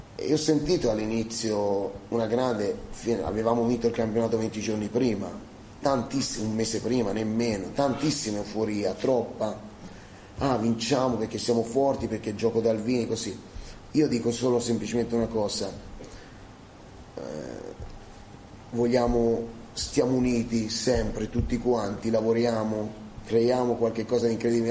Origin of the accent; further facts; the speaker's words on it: Fucecchio, Tuscany, Italy; moved away; Fucecchio è il mio paese